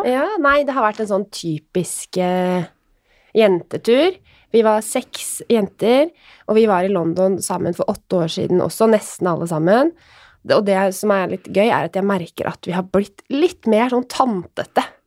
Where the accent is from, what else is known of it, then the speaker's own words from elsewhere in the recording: Råde, Østfold, Norway; jeg er jo fra Råde